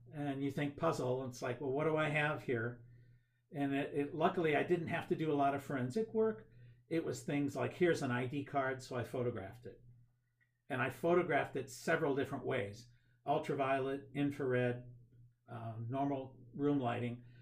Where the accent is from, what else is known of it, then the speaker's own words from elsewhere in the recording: Cuyahoga Falls, Ohio, United States; Cuyahoga Falls, okay. born and raised